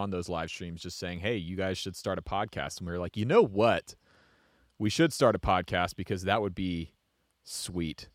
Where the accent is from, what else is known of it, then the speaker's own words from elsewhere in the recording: Atlanta, Georgia, United States; I grew up just outside of Atlanta